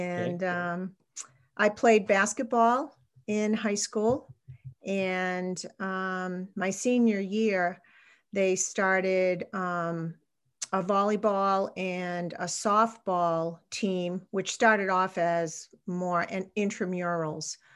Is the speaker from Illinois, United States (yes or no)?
no; Salem, New Hampshire, United States; I'm a New Hampshire native. I grew up in Salem, New Hampshire, which is a town on the Massachusetts border.